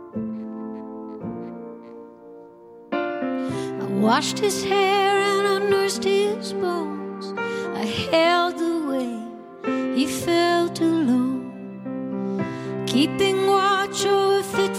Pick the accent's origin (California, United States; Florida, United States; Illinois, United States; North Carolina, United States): North Carolina, United States; Raleigh; born or raised there; moved away as an adult; also born or lived in New York City